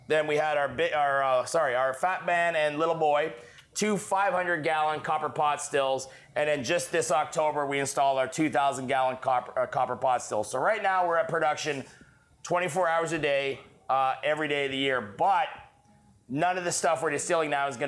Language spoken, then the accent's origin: English; Canada; moved away; also born or lived in Texas; I'm French Canadian